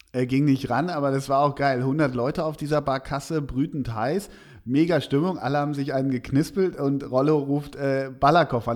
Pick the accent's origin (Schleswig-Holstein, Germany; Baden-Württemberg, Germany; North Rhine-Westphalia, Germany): North Rhine-Westphalia, Germany; Schalke region; Ich komme ja grob aus der Region.